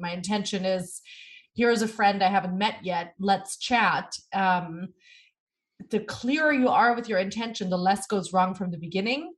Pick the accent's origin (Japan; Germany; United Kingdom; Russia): Germany; now in New York City, United States; born and raised in Germany.